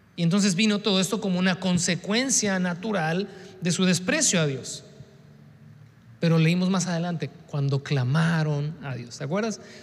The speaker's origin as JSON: {"language": "Spanish", "country": "Mexico", "said": "nuestra idiosincrasia como mexicanos"}